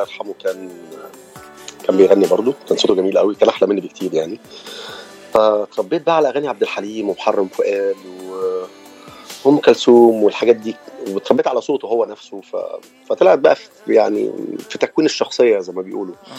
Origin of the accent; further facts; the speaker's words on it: Cairo, Cairo Governorate, Egypt; accent: Egyptian; moved away as an adult; now in United States; اللهجه مبينه اكيد ان انا من مصر